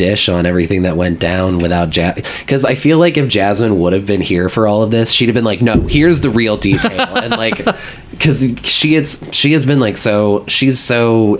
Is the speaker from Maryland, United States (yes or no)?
no; Louisiana, United States; I'm from Louisiana